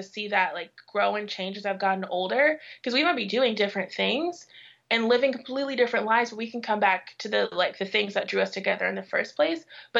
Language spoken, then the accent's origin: English; Midwest, United States; How has it been having friends who grew up in the American South when I grew up in the Midwest?